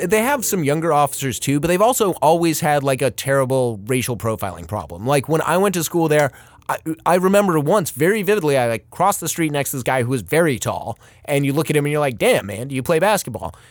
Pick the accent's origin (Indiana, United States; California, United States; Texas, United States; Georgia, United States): California, United States; Los Angeles; moved away; I grew up in Pacific Palisades for a bit, and I remember going to the pier when I was younger in, like, the mid-eighties.